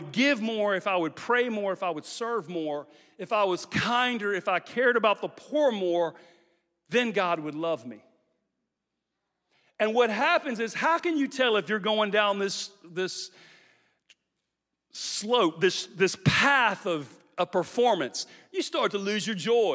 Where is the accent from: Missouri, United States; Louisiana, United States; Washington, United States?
Louisiana, United States; now in Jacksonville, United States; we're from Louisiana